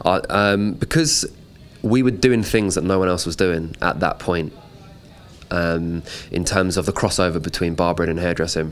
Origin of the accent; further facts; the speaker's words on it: London, United Kingdom; I grew up just on the outskirts of London, kind of like North London areas